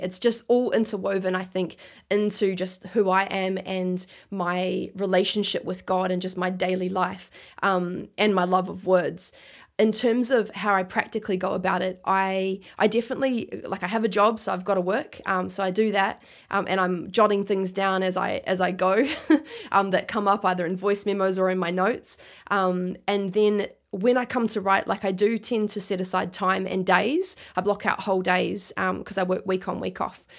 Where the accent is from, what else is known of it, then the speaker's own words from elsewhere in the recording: Christchurch, Canterbury, New Zealand; now in Gold Coast, Australia; I was born in New Zealand, grew up there